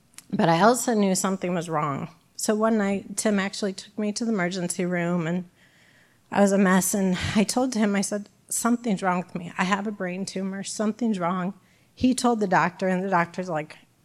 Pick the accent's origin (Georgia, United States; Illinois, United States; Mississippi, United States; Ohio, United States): Illinois, United States; Bloomington; now in Peoria, United States; I'm from Bloomington, so my family was closer